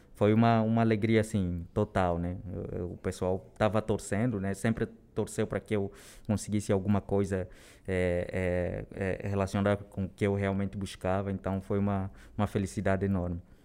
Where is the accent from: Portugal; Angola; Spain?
Angola; Luanda, Luanda Province; moved away as an adult; also born or lived in Rio de Janeiro; now in São Paulo, Brazil; Eu venho de Angola, né? É, nasci lá na capital de Angola, Luanda, e eu moro no Brasil já há nove anos